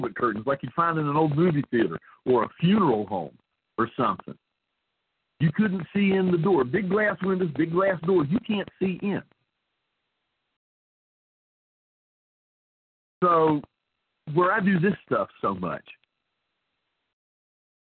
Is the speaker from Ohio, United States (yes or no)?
no; southern West Virginia, United States; born or raised there; moved away as an adult